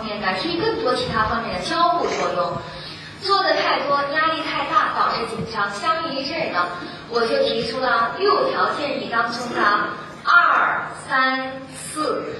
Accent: China; 我们中国人有句俗话说。人生不如意，十常八九

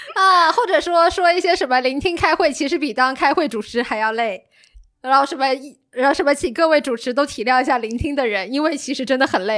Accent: Fuzhou, Fujian, China; 我福州人嘛

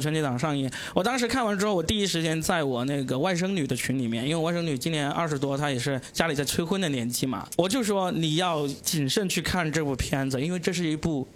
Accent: Guangdong, China; 作为一个广东人

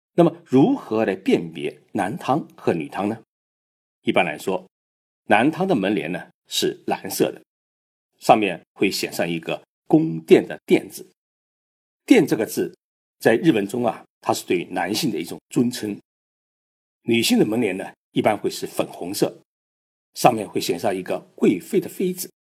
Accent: China; 我们中国人

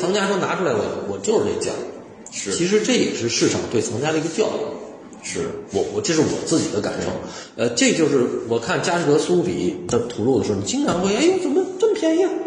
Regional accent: China; 我们中国人不太喜欢。

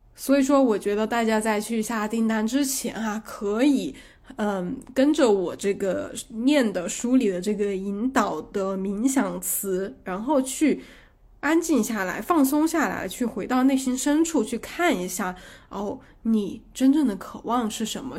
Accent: China; 我们中国小孩儿

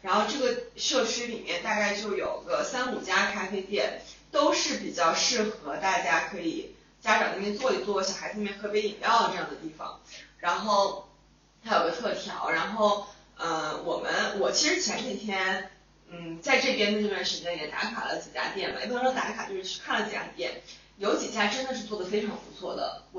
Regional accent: northern China, China; moved away; 我也是作为一个北方人，常年生活在北方

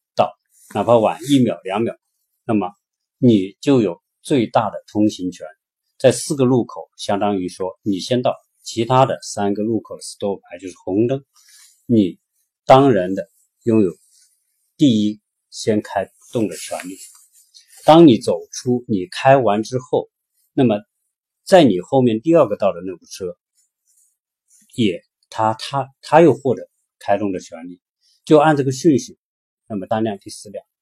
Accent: China

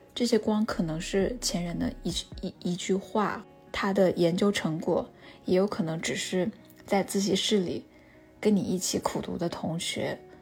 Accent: Wuhan, Hubei, China; 我跟他是同一所学校的子弟，在华中科技大学生活了十八年

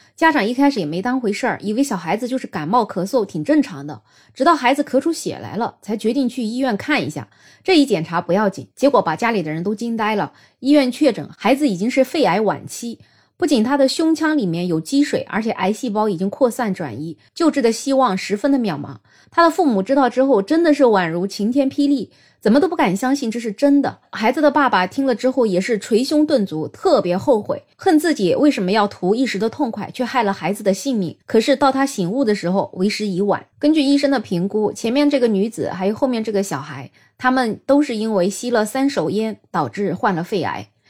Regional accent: China; 我们中国人的烹饪习惯，喜欢油炸呀，喜欢在高温的情况下炒菜呀

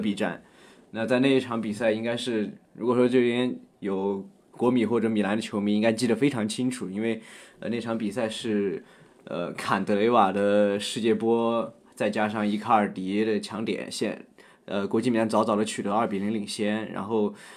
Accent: Sichuan, China; moved away; 我是四川人

